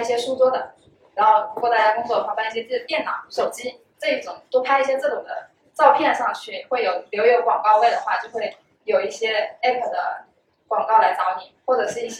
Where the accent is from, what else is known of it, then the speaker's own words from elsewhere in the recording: Ganzhou, Jiangxi, China; moved away; also born or lived in Hangzhou; 我老家是赣州，